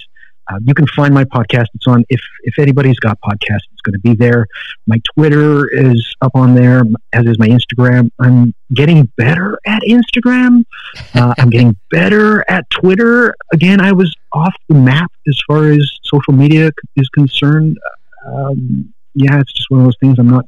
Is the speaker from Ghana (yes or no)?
no; Canada; I'm Canadian.